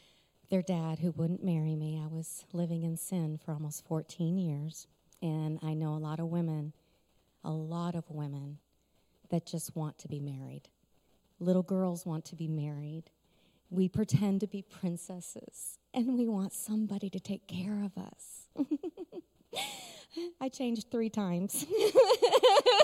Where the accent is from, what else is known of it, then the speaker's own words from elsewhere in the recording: Sturgis, Michigan, United States; I'm Sturgis